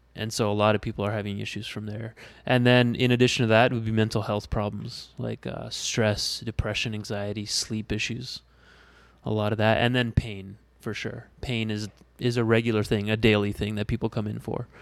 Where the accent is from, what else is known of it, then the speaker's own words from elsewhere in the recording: Windsor, Ontario, Canada; moved away as an adult; also born or lived in Tempe, Arizona; born and raised in Windsor.